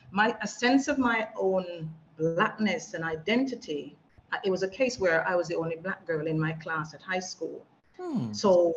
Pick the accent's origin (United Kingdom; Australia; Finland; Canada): United Kingdom; England; youngsters growing up in England sort of, you wanted to disassociate yourself because children want to fit